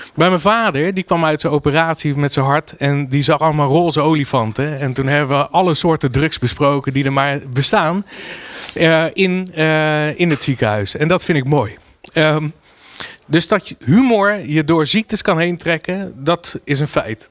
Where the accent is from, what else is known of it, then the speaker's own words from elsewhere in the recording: Rotterdam, South Holland, Netherlands; als Rotterdammer